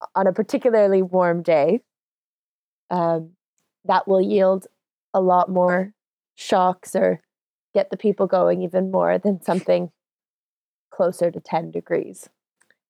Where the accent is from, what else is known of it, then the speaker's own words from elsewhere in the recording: Toronto, Ontario, Canada; now in London, United Kingdom; growing up in Toronto